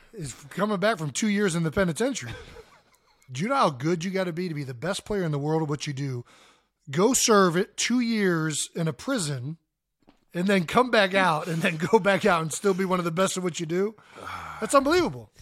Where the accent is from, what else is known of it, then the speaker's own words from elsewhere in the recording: Cleveland, Ohio, United States; for us growing up in Cleveland